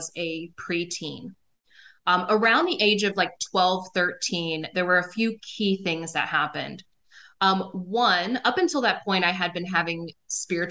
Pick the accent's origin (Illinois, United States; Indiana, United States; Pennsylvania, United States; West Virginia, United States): West Virginia, United States; southern; also born or lived in Texas; I grew up in small town, southern West Virginia in the US